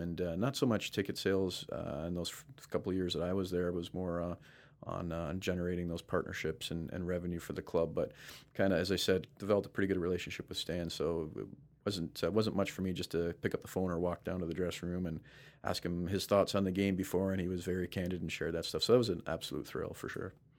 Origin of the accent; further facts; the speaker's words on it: Brampton, Ontario, Canada; also born or lived in Florida; now in Toronto, Canada; my hometown